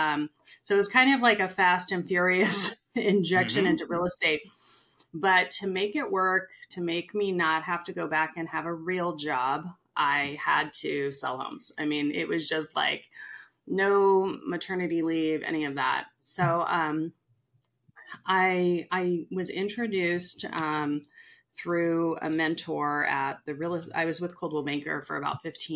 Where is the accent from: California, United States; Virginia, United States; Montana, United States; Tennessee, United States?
California, United States; Bay Area; moved away as an adult; now in Sacramento area, United States; Born and raised in the Bay Area, loved the Bay Area